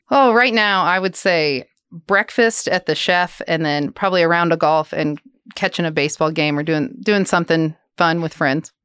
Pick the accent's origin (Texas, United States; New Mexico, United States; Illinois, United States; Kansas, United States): Kansas, United States; Lawrence; moved away as an adult; now in Manhattan, Kansas, United States; I'm from Lawrence. grew up just outside of Lawrence, actually a small town